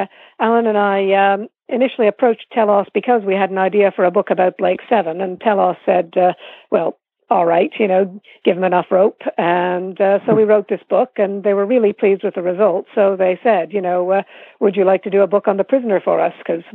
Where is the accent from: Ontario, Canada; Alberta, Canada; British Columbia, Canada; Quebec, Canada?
Ontario, Canada; Toronto; moved away as an adult; now in United Kingdom; I grew up in Toronto